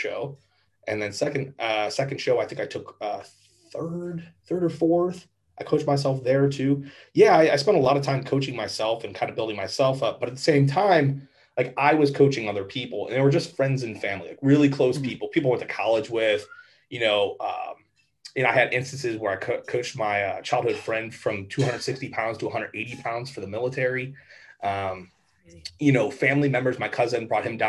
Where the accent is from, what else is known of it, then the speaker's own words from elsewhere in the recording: Avon Lake, Ohio, United States; I'm from Avon Lake, Ohio, which is 20 minutes west of Cleveland. Not a very exciting area, but honestly, very nice, very safe. It's, you know, your typical suburban town.